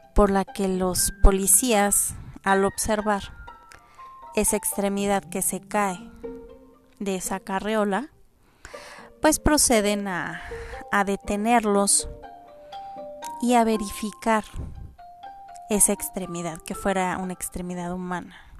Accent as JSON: {"language": "Spanish", "country": "Mexico", "said": "como mexicanos, no, estamos acostumbrados"}